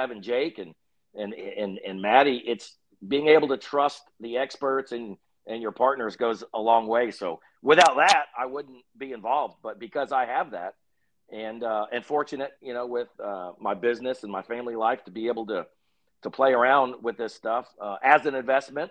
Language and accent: English; Texas, United States; we're just idiots from Texas